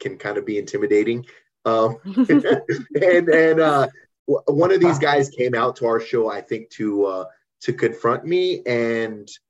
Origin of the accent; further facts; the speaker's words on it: Little Rock, Arkansas, United States; we're from Little Rock, Arkansas